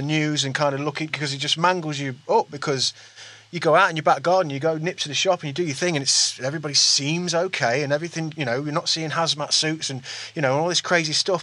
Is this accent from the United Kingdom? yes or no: yes; East Midlands, United Kingdom; we're from the East Midlands